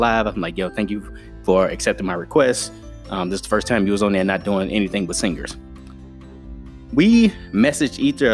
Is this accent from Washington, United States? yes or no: no; Chicago, Illinois, United States; I'm from Chicago.